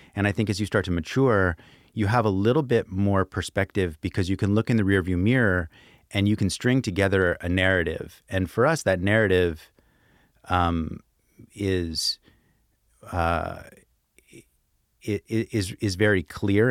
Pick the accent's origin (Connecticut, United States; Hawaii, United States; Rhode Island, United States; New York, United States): New York, United States; Brooklyn; my hometown, Brooklyn